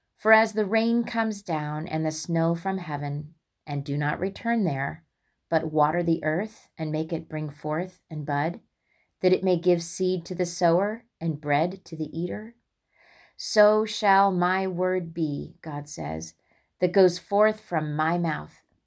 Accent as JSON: {"language": "English", "town": "West Lafayette", "region": "Indiana", "country": "United States", "tie": "born or raised there", "moved": "as an adult", "lives_now": "Illinois, United States", "said": "where I grew up in Indiana, West Lafayette"}